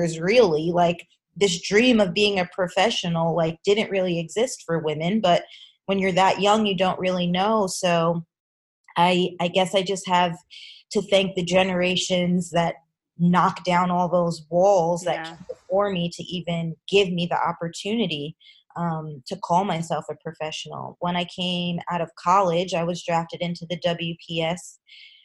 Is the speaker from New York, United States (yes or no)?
yes; Long Island, New York, United States; I grew up on Long Island, New York